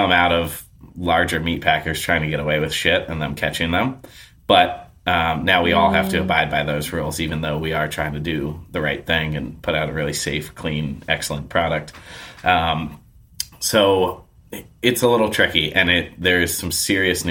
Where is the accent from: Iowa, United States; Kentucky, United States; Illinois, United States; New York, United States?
New York, United States; now in Canby, United States; I grew up in New York